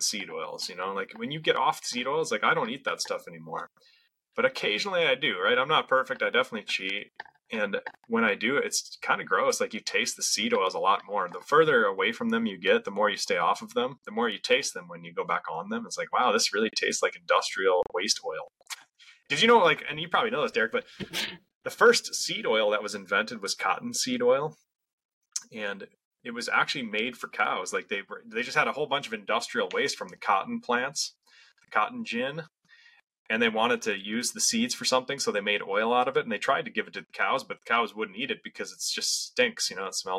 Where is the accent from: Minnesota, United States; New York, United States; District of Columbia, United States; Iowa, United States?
Minnesota, United States; Western; I grew up in Western Minnesota in farm country